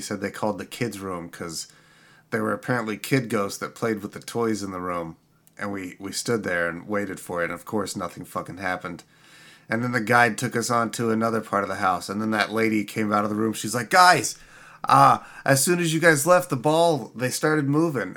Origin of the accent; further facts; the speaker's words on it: Indiana, United States; in my home state, uh, down in this town called Mitchell, Indiana